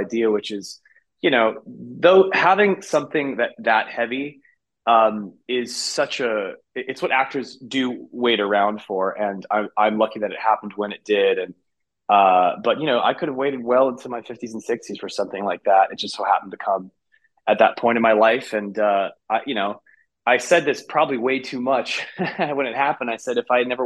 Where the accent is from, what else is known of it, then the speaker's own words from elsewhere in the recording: San Francisco, California, United States; my hometown of San Francisco